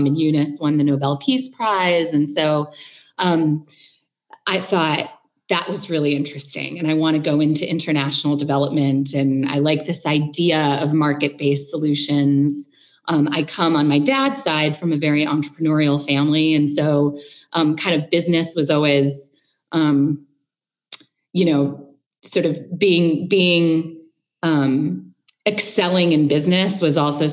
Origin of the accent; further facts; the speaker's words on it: Chicago, Illinois, United States; growing up in Chicago in, you know, the 80s and 90s